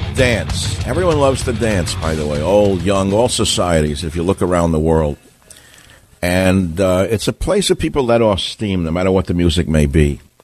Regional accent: New York City, New York, United States; I'm from Queens.

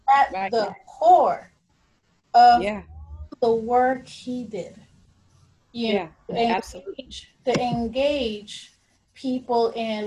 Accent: Panama; now in United States; being from Panama

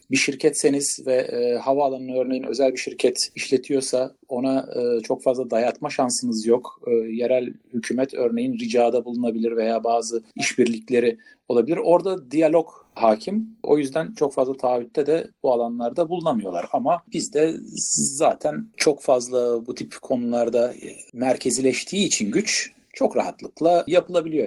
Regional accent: İzmir, Turkey; ben de İzmirliyim

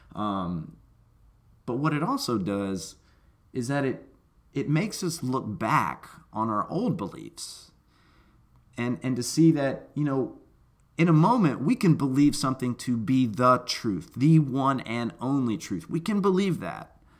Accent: Memphis, Tennessee, United States; me growing up in Memphis, Tennessee, speaking one language barely

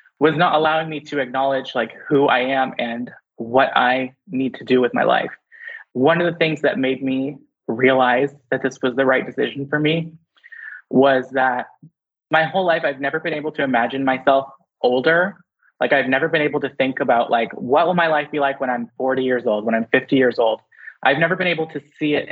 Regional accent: London, Ontario, Canada; I was born in London, Ontario. I had to think about it for a second. And we moved around like a lot. Like I've lived in so many different places, but all within Ontario

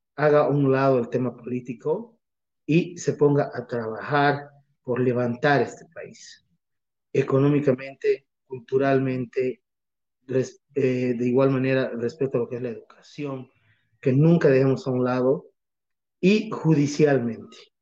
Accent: Bolivia; como bolivianos

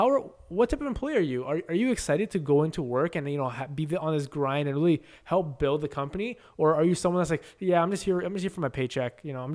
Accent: Canada; we'll call it Canadian because we're Canadian dream. The Canadian dream is real.

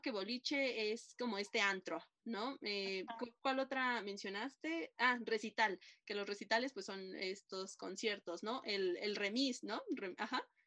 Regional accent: Mexico; los mexicanos

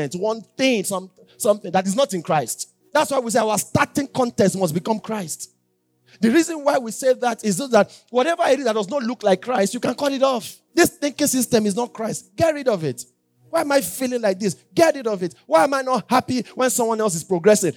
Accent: Yorubaland, Nigeria; I'm Yoruba

